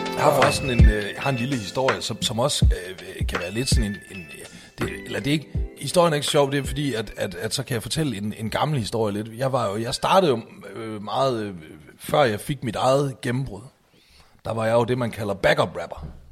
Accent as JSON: {"language": "Danish", "town": "Aalborg", "region": "North Denmark Region", "country": "Denmark", "moved": "yes", "said": "jeg var hjemme i Aalborg"}